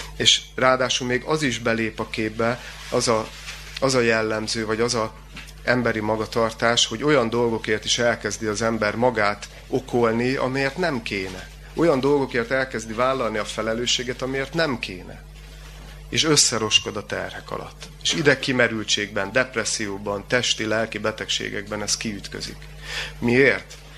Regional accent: Gyula, Békés, Hungary; Én gyulai születésű vagyok

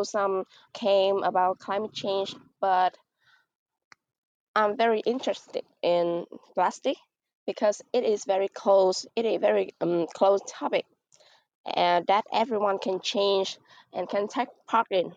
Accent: Mekong Delta, Vietnam; I come from Banjar province, which is a province in the Mekong Delta.

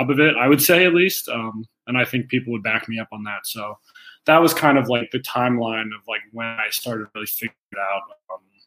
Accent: United States; an American player coming up through the system

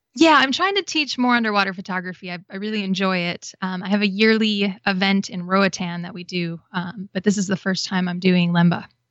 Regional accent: Wisconsin, United States; moved away as an adult; also born or lived in Florida; I grew up in Wisconsin

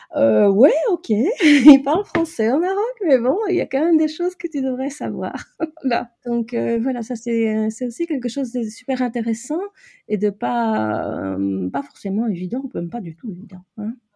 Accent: Brussels, Brussels-Capital Region, Belgium; je suis de Bruxelles

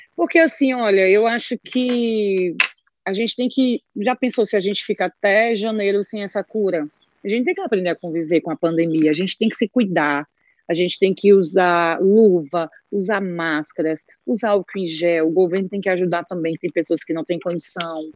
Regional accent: Aracoiaba, Ceará, Brazil; sou de Aracoiaba, aqui do meu Ceará

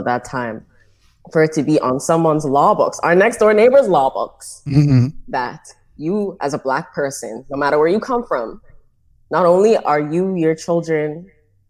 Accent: Nassau, New Providence, Bahamas; I am Bahamian. I was born and raised in Nassau

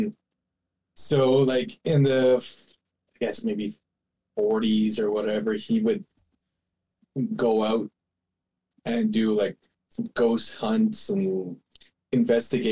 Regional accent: near Cobden Lake, Ontario, Canada; the one around my hometown was the Mussie

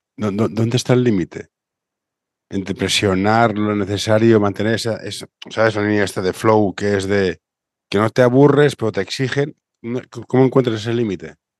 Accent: Barcelona, Catalonia, Spain; Yo soy de Barcelona

